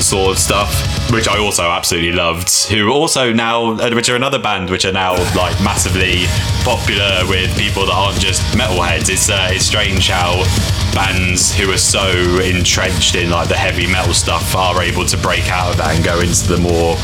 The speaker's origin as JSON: {"language": "English", "town": "Matlock", "region": "East Midlands", "country": "United Kingdom", "also_born_or_lived": "near Birmingham / London", "moved": "yes", "lives_now": "West Midlands, United Kingdom", "said": "I'm initially from the Peak District, so East Midlands, a town called Matlock, which is near like Derby and Nottingham"}